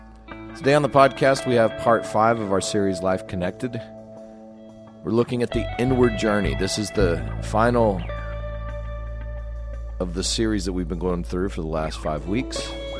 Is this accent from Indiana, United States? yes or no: no; Texas, United States; now in Louisiana, United States; I feel like I didn't grow up in Louisiana. I grew up in West Texas.